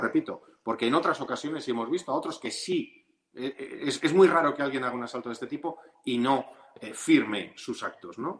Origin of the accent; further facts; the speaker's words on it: Ceuta, Spain; moved away; como ceutí de nacimiento y con la relación que he tenido a lo largo de los años con aquella ciudad que me vio nacer